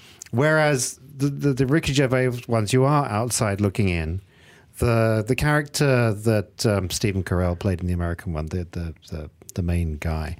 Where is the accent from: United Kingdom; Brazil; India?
United Kingdom; England; I grew up in England